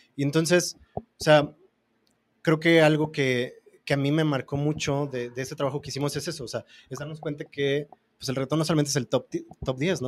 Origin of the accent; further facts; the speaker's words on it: Monterrey, Nuevo León, Mexico; moved away; yo llego ahí como norteño, como regio